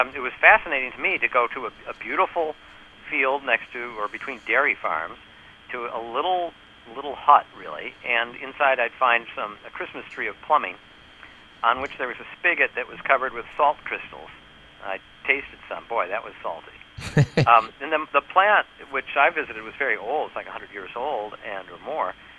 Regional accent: New York, United States; I'm from New York

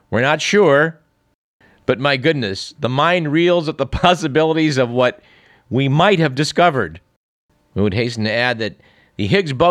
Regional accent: Canada; No, I, am not American, I'm, I'm from Canada.

